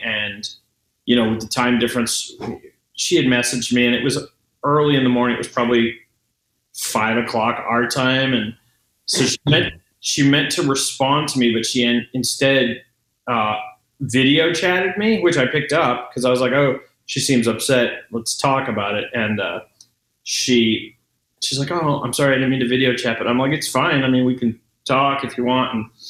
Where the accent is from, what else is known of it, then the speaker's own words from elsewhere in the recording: Exeter, South West England, United Kingdom; I have a friend who I grew up with in Exeter